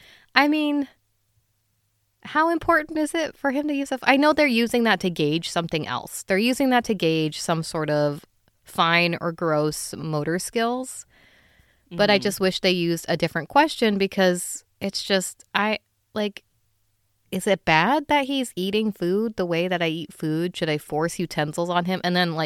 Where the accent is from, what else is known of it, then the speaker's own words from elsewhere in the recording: Philippines; as a Filipino person, you know, a lot of I use utensils. Of course I use utensils. It's just that I do also eat with my hands a lot.